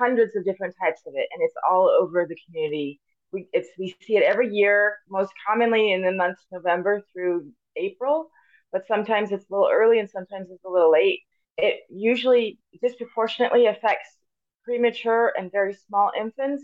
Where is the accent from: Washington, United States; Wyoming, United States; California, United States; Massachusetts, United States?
California, United States; Paradise; also born or lived in Davis, California / Ohio / Loma Linda, California / Missouri; I was born at UC Davis and grew up here in Paradise Chico area